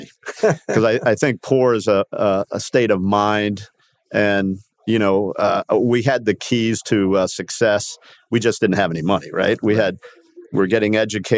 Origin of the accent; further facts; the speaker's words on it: Miami, Florida, United States; also born or lived in Havana, Cuba / Upper Darby, Pennsylvania; I was 3 years old by the time we went to South Beach, and grew up in Miami